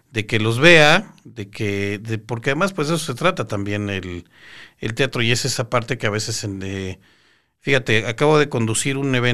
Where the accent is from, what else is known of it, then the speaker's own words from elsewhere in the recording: Yucatán, Mexico; extrañamos el poder salir de la ponencia y ver a nuestro cuate de Chihuahua, yo soy de Yucatán